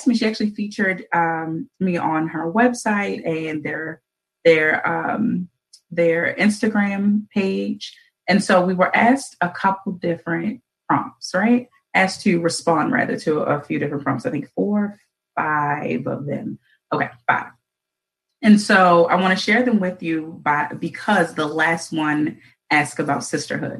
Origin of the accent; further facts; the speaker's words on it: Baltimore, Maryland, United States; born and raised in Baltimore